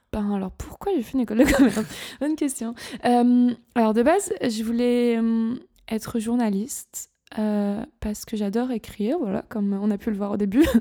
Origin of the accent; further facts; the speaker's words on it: Gap, Provence-Alpes-Côte d'Azur, France; moved away as an adult; also born or lived in Nice / Toulouse / Paris / London; now in Berlin, Germany; je suis originaire du sud-est de la France, d'une petite ville qui s'appelle Gap, près de Marseille, dans les montagnes, dans les Hautes-Alpes